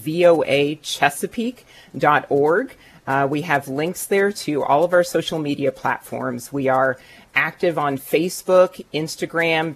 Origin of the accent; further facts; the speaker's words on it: California, United States; moved away as an adult; also born or lived in Maryland / Washington, District of Columbia, United States; now in Maryland/DC area, United States; I'm originally from California